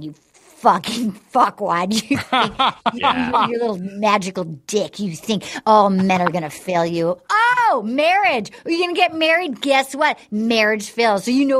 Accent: New England, United States; now in California, United States; I was raised in New England

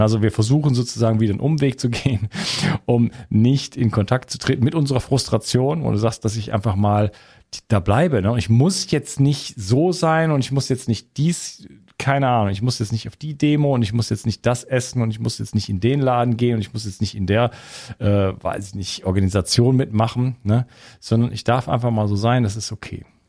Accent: Wuppertal, North Rhine-Westphalia, Germany; Bei uns in Wuppertal

